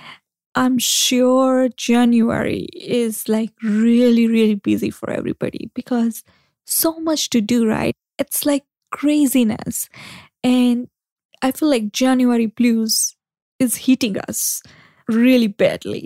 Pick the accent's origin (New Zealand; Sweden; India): India